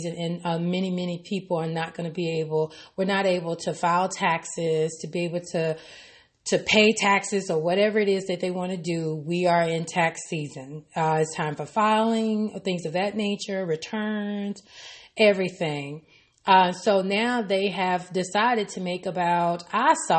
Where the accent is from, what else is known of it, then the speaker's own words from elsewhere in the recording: Arkansas, United States; from my home state in Arkansas